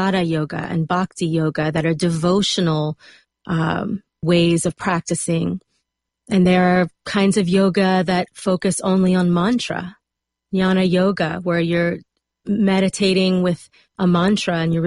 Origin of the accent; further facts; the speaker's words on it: South Louisiana, United States; moved away as an adult; also born or lived in South Alabama; now in Los Angeles, United States; Right out of high school, I moved from South Louisiana to South Alabama